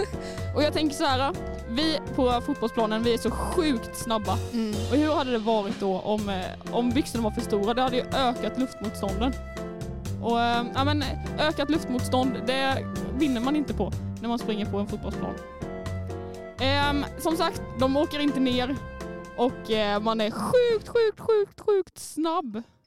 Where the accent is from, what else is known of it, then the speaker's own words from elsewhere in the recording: Småland, Sweden; accent: Småländska; jag är stolt över min småländska